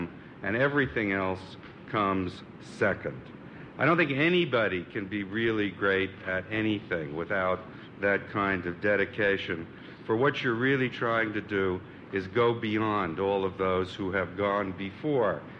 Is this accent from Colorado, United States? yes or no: no; New York, United States; I was born in New York. I went through the New York public schools.